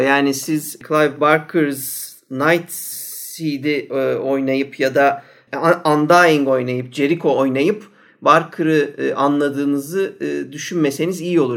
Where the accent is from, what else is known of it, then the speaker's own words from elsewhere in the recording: Ankara, Turkey; ben baya üç nesil Ankaralıyım yani göbeğinden geliyorum